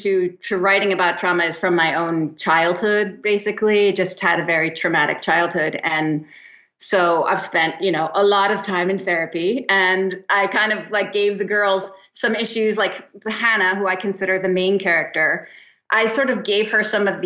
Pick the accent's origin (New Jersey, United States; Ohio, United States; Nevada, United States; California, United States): New Jersey, United States; also born or lived in East Hampton, New York; now in Santa Monica, United States; I did move to the West Coast, but I'm from New Jersey